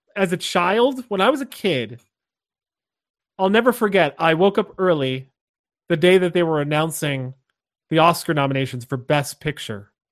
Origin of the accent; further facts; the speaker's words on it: Scranton, Pennsylvania, United States; I grew up in Scranton, Pennsylvania, or just outside of Scranton, Pennsylvania